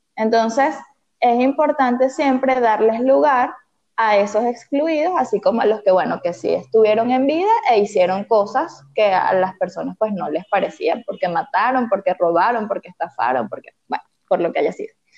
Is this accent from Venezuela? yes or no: yes; Venezuela; soy venezolana, estoy en Caracas, Venezuela